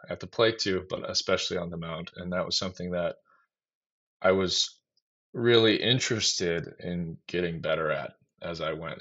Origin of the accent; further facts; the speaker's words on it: Waukesha, Wisconsin, United States; in my backyard here in Waukesha